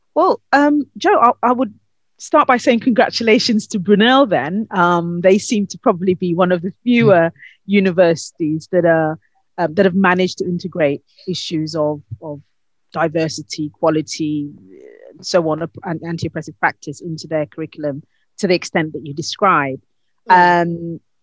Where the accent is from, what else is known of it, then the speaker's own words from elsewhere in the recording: Ghana; moved away; my home country of Ghana